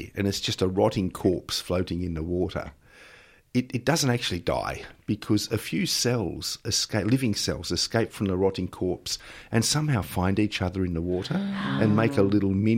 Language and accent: English; Melbourne, Victoria, Australia; I grew up at Sandringham, and it was so long ago that I was a kid that was the edge of Melbourne back then